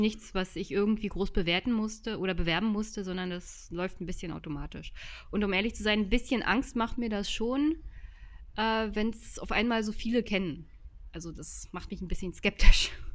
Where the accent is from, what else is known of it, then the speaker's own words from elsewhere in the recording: Jüterbog, Brandenburg, Germany; Jüterbock besucht. Das ist meine Heimatstadt